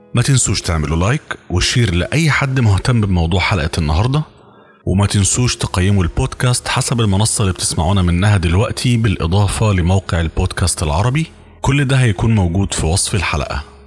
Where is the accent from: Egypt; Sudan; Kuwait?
Egypt; وإحنا عندنا في مصر